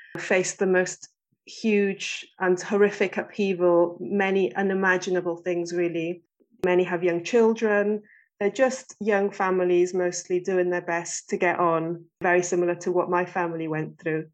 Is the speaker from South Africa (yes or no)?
no; Swansea, Wales, United Kingdom; also born or lived in Chile; And I grew up in Swansea, had a lovely, happy childhood.